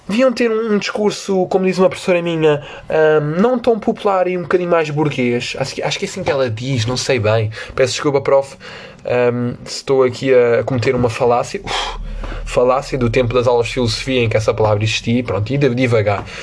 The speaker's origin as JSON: {"language": "Portuguese", "town": "Vila Real", "region": "Norte", "country": "Portugal", "said": "Porque eu agora falo assim que eu sou do Vila Real, sou do Norte."}